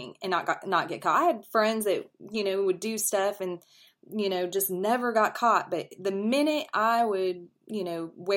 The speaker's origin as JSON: {"language": "English", "town": "St. Joseph", "region": "Missouri", "country": "United States", "tie": "born or raised there", "moved": "yes", "said": "I'm from St. Joe, Missouri, and that's how it was growing up."}